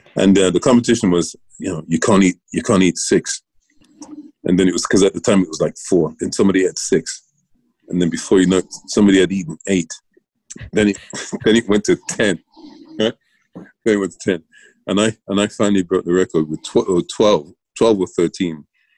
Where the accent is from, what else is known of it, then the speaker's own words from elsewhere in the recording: England, United Kingdom; Growing up in England.